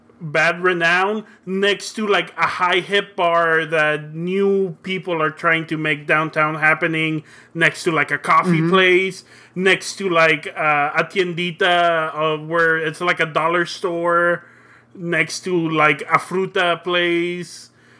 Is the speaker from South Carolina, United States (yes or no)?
no; Brownsville, Texas, United States; also born or lived in Matamoros, Mexico; now in San Antonio, United States; Okay, let's be in one of my hometowns, my hometown of Brownsville, before when I moved to the United States, before I came to San Antonio.